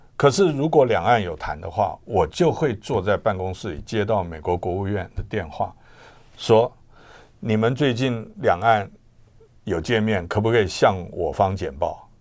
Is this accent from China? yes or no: no; Taiwan; 我们台湾人民